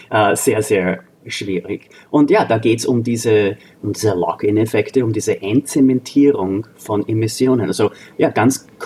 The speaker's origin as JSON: {"language": "German", "country": "Austria", "lives_now": "United States", "said": "zähle ich auch dazu als Österreicher, äh, Austroamerikaner"}